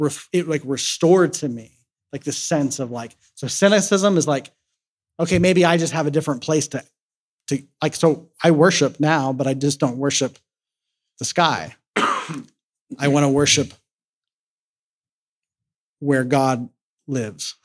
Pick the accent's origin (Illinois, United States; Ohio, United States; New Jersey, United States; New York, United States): Ohio, United States; Columbus; moved away; back in my hometown where I'm from in Columbus, Ohio